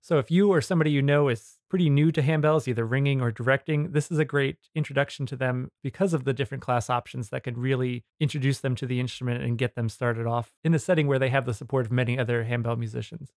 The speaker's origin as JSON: {"language": "English", "region": "New Jersey", "country": "United States", "tie": "born or raised there", "said": "I grew up in New Jersey in Area Two"}